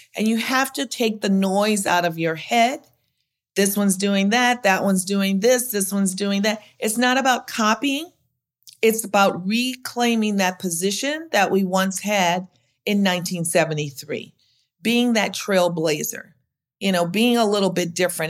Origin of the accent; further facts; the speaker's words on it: Louisiana, United States; now in Chicago, United States; I'm from Louisiana